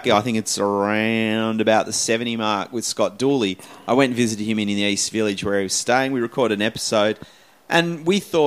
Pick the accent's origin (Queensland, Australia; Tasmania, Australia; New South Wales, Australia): Tasmania, Australia; moved away; I'm from Tasmania